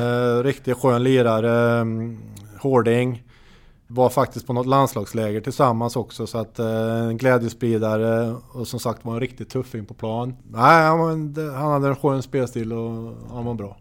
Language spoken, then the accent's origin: Swedish; Hammarö, Värmland, Sweden; jag gick i skolan på gymnasiet ute på Hammarö där jag är uppvuxen